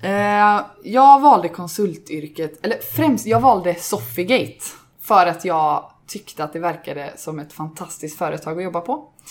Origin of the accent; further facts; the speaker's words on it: Gothenburg, Västra Götaland, Sweden; Också ursprungsgöteborgare